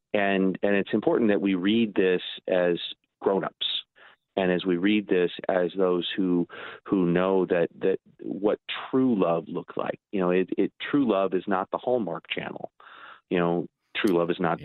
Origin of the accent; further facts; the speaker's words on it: Edwardsville, Illinois, United States; now in Milwaukee, United States; answer to that for me is Metro East Lutheran in Edwardsville